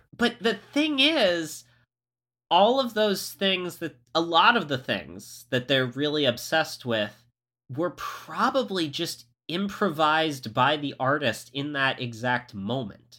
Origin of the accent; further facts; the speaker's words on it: Florida, United States; I grew up in Florida